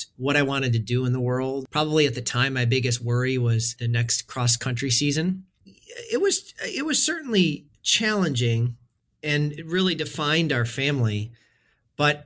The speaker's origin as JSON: {"language": "English", "region": "Western New York", "country": "United States", "tie": "born or raised there", "said": "I grew up in Western New York in a town of about 20,000 people, born and raised"}